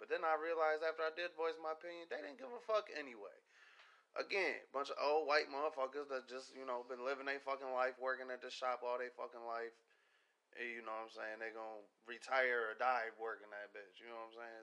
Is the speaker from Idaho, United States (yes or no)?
no; Pontiac, Michigan, United States; moved away; I grew up in Pontiac. I lived in Pontiac.